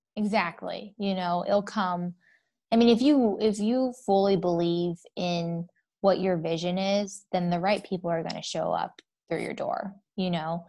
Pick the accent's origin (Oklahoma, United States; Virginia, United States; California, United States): Virginia, United States; Northern; now in Phoenix, United States; I am from Northern Virginia, D M V area.